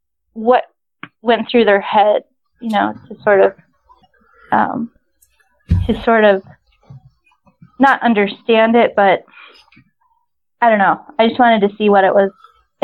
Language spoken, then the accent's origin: English; the North, United States; I grew up in the North